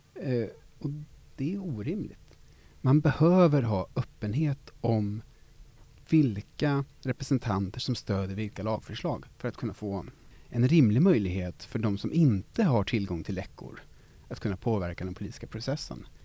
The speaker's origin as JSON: {"language": "Swedish", "town": "Gothenburg", "region": "Västra Götaland", "country": "Sweden", "said": "som göteborgare"}